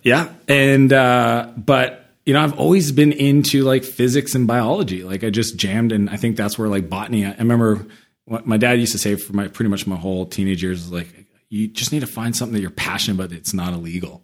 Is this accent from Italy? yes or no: no; Canada; moved away as an adult; also born or lived in San Francisco; I'm Canadian